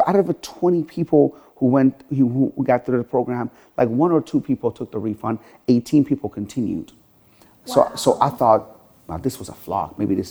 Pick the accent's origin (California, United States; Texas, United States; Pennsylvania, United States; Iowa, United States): Pennsylvania, United States; Sharon; I come from Sharon, Pennsylvania, where the average household income there is like $25,000 a year.